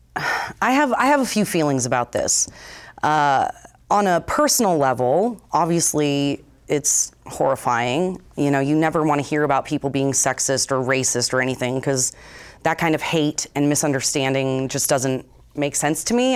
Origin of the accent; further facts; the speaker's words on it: Vermont, United States; born and raised in Vermont